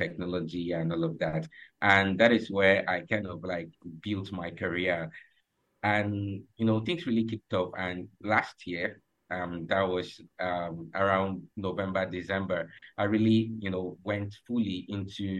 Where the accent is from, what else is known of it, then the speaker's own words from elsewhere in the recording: Uyo, Akwa Ibom, Nigeria; from Nigeria, Uyo Akwa Ibom State